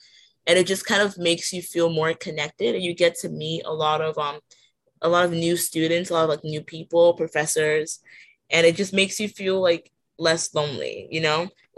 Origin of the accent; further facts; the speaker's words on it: Nigeria; now in United States; So my whole life, just being in America, I was originally immigrated from Nigeria.